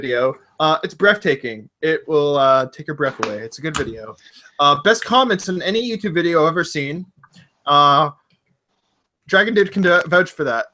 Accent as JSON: {"language": "English", "country": "Canada", "said": "I'm Canadian"}